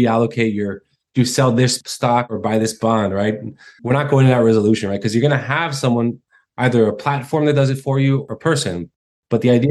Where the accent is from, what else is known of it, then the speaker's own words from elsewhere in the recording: Israel; also born or lived in United States; when I was a child, we moved to Israel, far, far away. Finished high school, got drafted in the military, which is mandatory in Israel